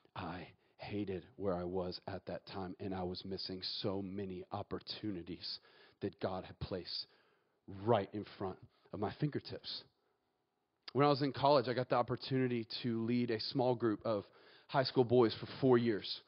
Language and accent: English; Atlanta, Georgia, United States; moved away as an adult; now in Auburn, United States; I'm actually from Atlanta and I went to Kennesaw State